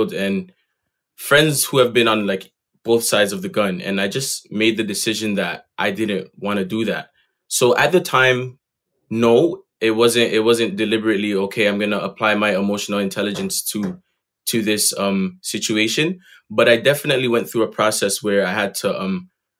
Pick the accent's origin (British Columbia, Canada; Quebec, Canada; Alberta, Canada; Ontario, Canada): Ontario, Canada; Toronto; growing up in Jane and Finch is a super unique experience.